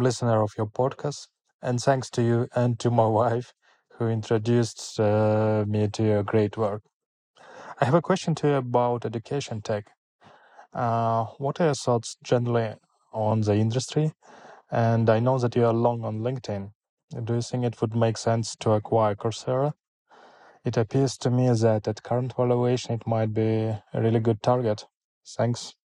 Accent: Almaty, Kazakhstan; I'm from Almaty, Kazakhstan.

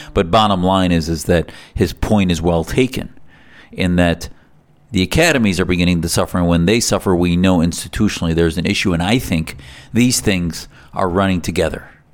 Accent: United States; as an American Muslim

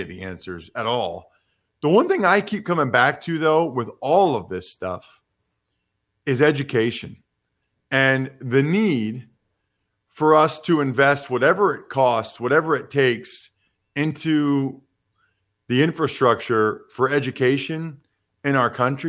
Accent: United States; being an American

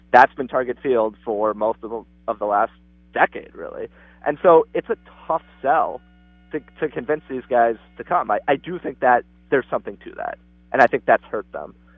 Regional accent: Minneapolis, Minnesota, United States; moved away; also born or lived in West Coast / East Coast; I I was born and raised in Minneapolis

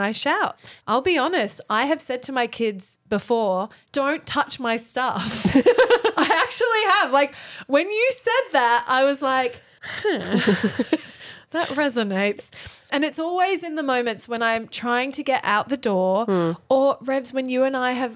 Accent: Thailand; moved away; growing up in Thailand in a Thai household

